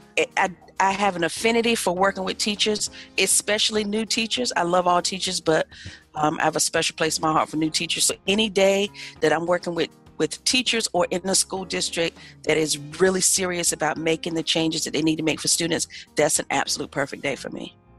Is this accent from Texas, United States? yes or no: no; Ahoskie, North Carolina, United States; I am proudly from a little bitty town in northeastern North Carolina called Ahoskie.